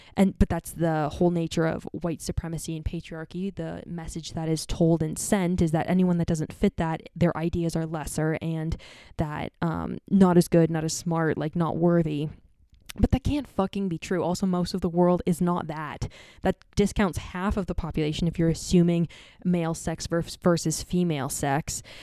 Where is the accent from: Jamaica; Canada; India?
Canada; Ontario; me growing up in North America and Canada, the, and Ontario more specifically